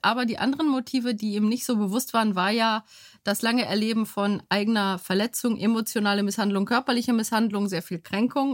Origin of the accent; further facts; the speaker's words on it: Bottrop, North Rhine-Westphalia, Germany; also born or lived in Bytom, Upper Silesia, Poland; Und wir sind dann in Bottrop gelandet